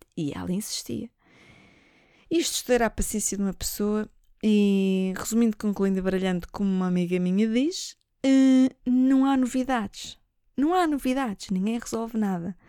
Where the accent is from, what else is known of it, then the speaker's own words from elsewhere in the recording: Lisbon, Portugal; Eu não sou do norte, eu nasci em Lisboa. A minha família cai é lá de cima